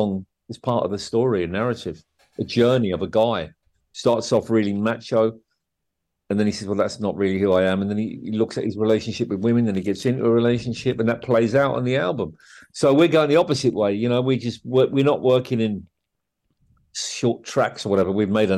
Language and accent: English; Harrow, London, United Kingdom; also born or lived in Wolverhampton, United Kingdom / Ireland; I was born in Wolverhampton. Apart from a couple of years in Ireland, I lived in Wolverhampton when I was just 11. And then we moved to Northwest London, Wembley, Harrow, mainly Harrow. And that's where I grew up, right?